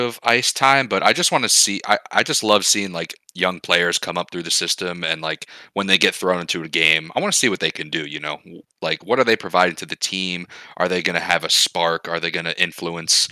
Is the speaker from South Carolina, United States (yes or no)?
no; New Jersey, United States; my hometown New Jersey Devils